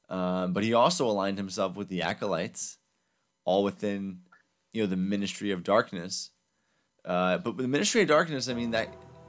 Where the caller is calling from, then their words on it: Minnesota, United States; I'm calling in from Minnesota, guys.